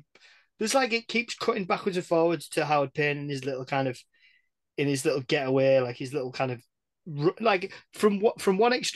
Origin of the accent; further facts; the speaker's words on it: England, United Kingdom; we're English. We're British.